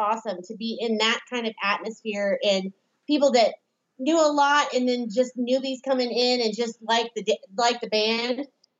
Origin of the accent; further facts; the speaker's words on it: Midwest, United States; also born or lived in Florida; And I was actually born in Florida and lived in the Midwest, went to high school and college in the Midwest and moved back to Florida.